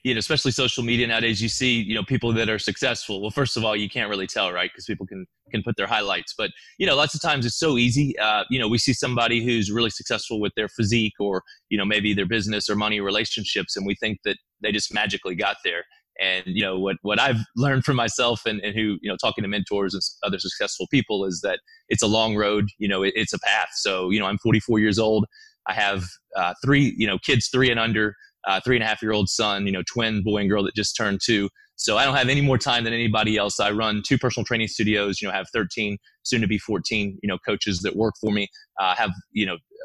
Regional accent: Birmingham, Alabama, United States; I grew up in Birmingham, Alabama

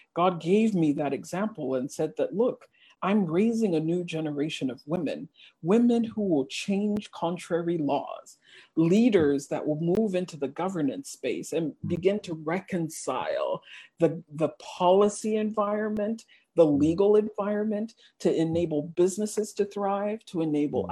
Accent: United States; English is a second language; I did mm-hmm. elementary school and and middle school in the US, we were that immigrant family uh, with the strange names and the weird accents. In fact, I learned how to speak English in the US

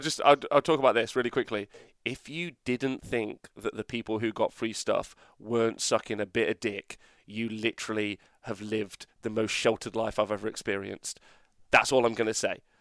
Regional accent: England, United Kingdom; We're fucking English

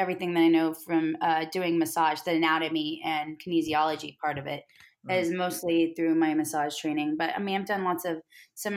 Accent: Beaumont, Texas, United States; And I'm from Beaumont's in that area

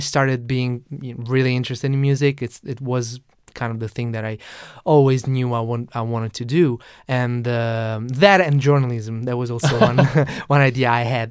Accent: Naples, Campania, Italy; I'm from Napoli, from Italy

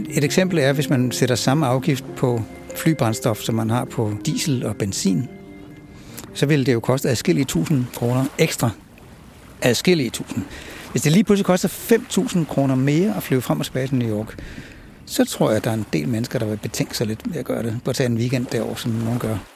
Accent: Denmark

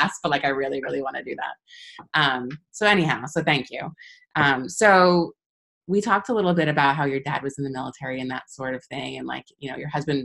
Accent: Long Island, New York, United States; moved away as an adult; also born or lived in Linden, New Jersey; I'm from Long Island originally

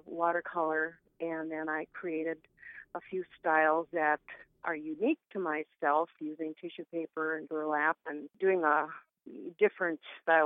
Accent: Duluth, Minnesota, United States; moved away as an adult; also born or lived in Tacoma, Washington / Chicago; now in Roseau, United States; I was born and raised and married in Duluth, Minnesota

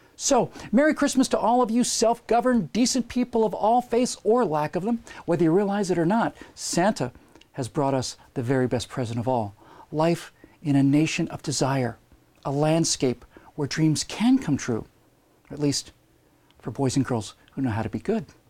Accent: Bermuda; I lived within easy walking distance of the beach where I grew up in Bermuda

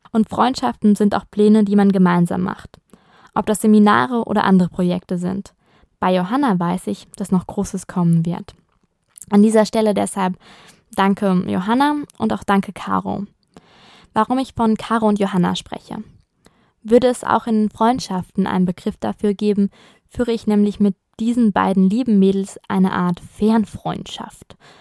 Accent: Germany; now in Italy; als Deutscher im Ausland lebt

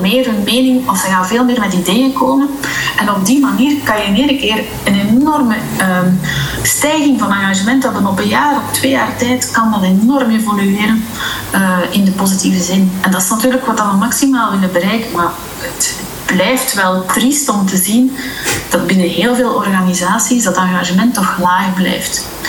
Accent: Belgium; moved away as an adult; now in Dubai, United Arab Emirates; wij zijn Belgen

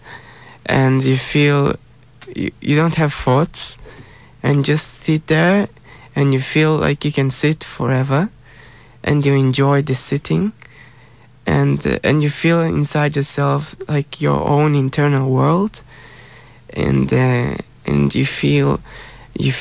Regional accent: Israel; I'm from Israel

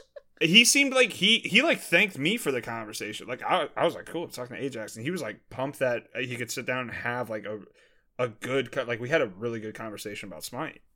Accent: Maryland, United States; moved away; one of my buddies from back home, I'm from Maryland, uh, one of my buddies that I played high school baseball

